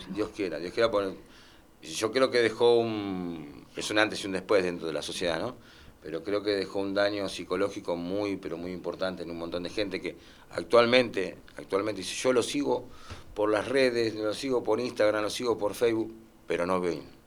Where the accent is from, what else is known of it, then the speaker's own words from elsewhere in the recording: Lomas de Zamora, Buenos Aires Province, Argentina; Somos gente que somos del barrio de Loma Zamora, nacidos acá